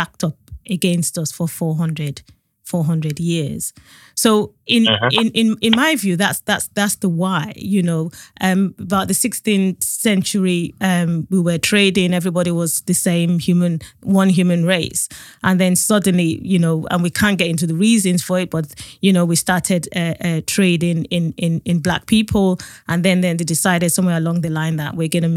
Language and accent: English; Nigeria; now in United Kingdom; I grew up in Nigeria